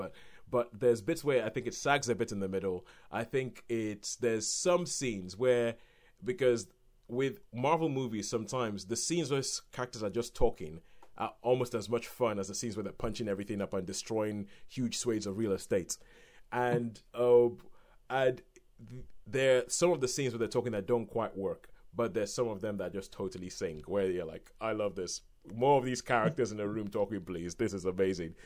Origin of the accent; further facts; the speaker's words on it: Nigeria; when I was growing up in Nigeria